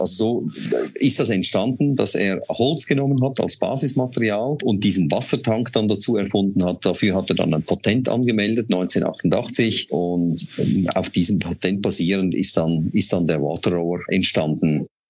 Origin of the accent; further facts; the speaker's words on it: Switzerland; moved away; Sie hören ja an meiner Stimme, ich komme nicht aus Deutschland gebürtig, sondern ich bin Schweizer